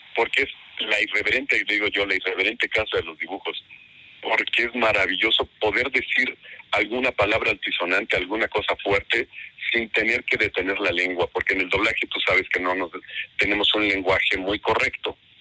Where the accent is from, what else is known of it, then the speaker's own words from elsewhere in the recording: Mexico; como buenos mexicanos, mal hablados